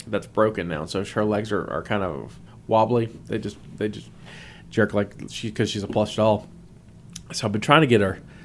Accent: the South, United States; I'm from the South

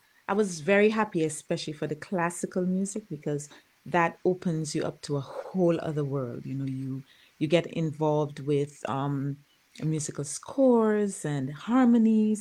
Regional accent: Dominica; moved away as an adult; now in United States; I was born in Dominica. I taught in Dominica for a little while, and then I moved to the United States

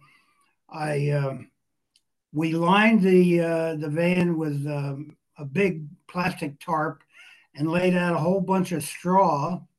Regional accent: Newton, New Jersey, United States; my hometown, Newton, New Jersey. Had the goat in our tiny little backyard. We had a Victorian house on a 50 by 150 foot lot.

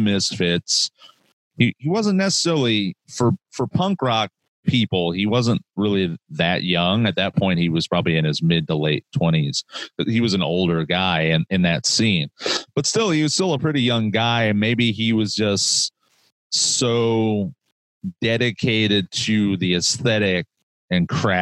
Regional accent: Fort Wayne, Indiana, United States; I'm originally from Fort Wayne, Indiana

